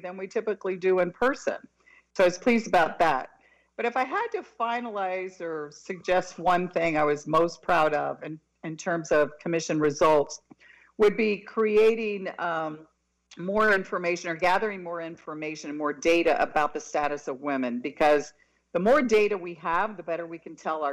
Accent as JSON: {"language": "English", "town": "Miami", "region": "Florida", "country": "United States", "tie": "born or raised there", "said": "I was born and raised in Miami in a household of 14 people"}